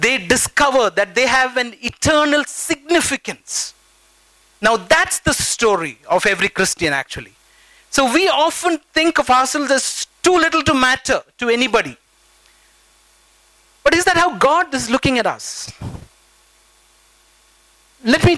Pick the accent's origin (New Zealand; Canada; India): India; Bangalore, Karnataka; I grew up in the Vibhutipura village